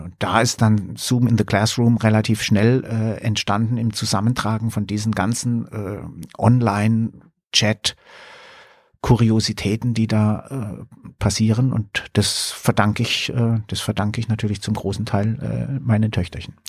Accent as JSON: {"language": "German", "town": "Karlsruhe", "region": "Baden-Württemberg", "country": "Germany", "said": "in Karlsruhe zum Beispiel, wo ich, äh, wo ich herkomme"}